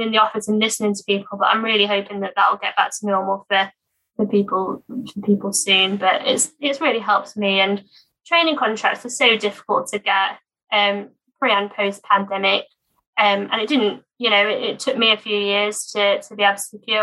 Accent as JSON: {"language": "English", "area": "Norfolk", "region": "East of England", "country": "United Kingdom", "also_born_or_lived": "Sheffield", "moved": "as an adult", "lives_now": "Leeds, United Kingdom", "said": "I'm actually from Norfolk, so I've not sort of returned back there since university"}